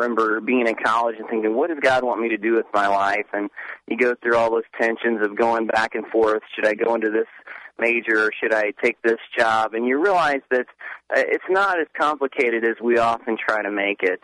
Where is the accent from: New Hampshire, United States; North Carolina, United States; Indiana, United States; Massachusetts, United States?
Indiana, United States; moved away as an adult; now in Tennessee, United States; I moved back to my home state of Indiana prior to living in Tennessee